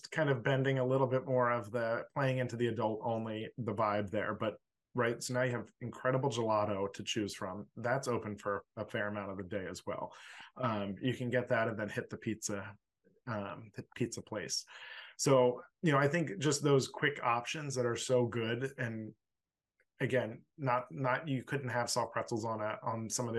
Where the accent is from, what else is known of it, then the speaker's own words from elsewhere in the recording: Philadelphia, Pennsylvania, United States; I'm from Philly